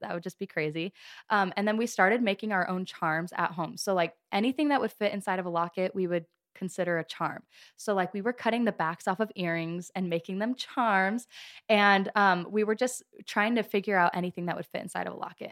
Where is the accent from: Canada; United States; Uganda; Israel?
United States; Gilbert, Arizona; I am from Gilbert, Arizona